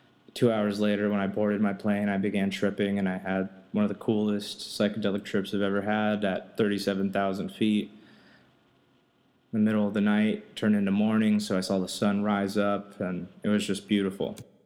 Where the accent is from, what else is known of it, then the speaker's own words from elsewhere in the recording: Brazil; English is a second language; also born or lived in Texas / California; now in United States; because I'm from Brazil, lived in Texas for 11 years, and then I moved out to California in 2008, so I'm from all over.